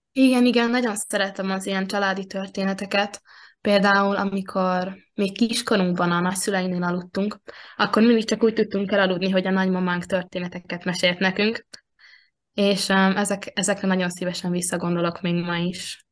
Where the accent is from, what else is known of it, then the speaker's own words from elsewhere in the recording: Veszprém, Veszprém County, Hungary; én itt születtem Veszprémben, a testvéremmel együtt